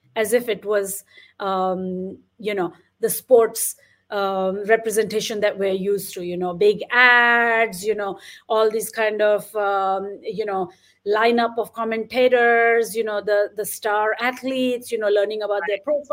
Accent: India; when I was growing up in India

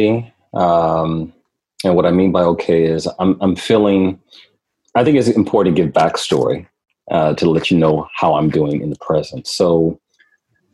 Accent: Milwaukee, Wisconsin, United States; moved away as an adult; also born or lived in Minneapolis, Minnesota; I grew up, I was raised in Milwaukee, but I grew up in Minneapolis

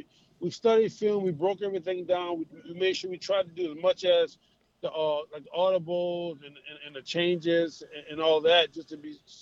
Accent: Baton Rouge, Louisiana, United States; I mean, that's my hometown. Well, Baton Rouge.

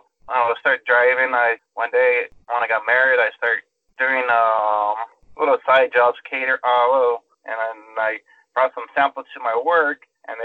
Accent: Norwalk, California, United States; also born or lived in Whittier, California; I grew up in Norwalk, but now I'm in Whittier. So in Whittier, then I went to Santa Fe High School. I never moved out. Still in the same area. Last 37 years.

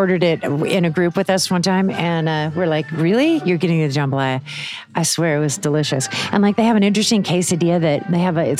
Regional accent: Northwest Iowa, United States; also born or lived in Ames, Iowa; now in Kansas City, United States; I grew up in Northwest Iowa

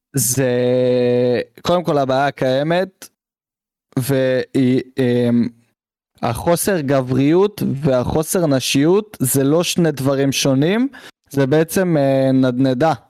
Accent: Israel; אותנו כישראלים

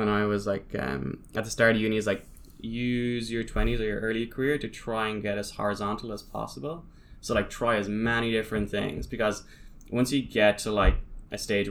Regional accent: Ireland; now in Sydney, Australia; So, especially here, when I moved from Ireland, like I literally knew one person in Sydney.

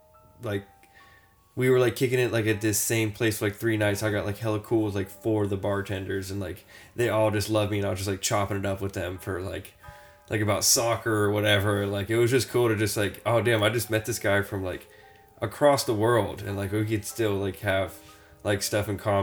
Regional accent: United States; the way that we grew up out here in America

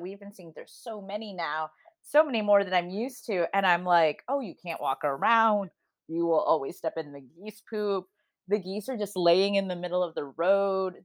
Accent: Midwest, United States; now in California, United States; growing up in the Midwest

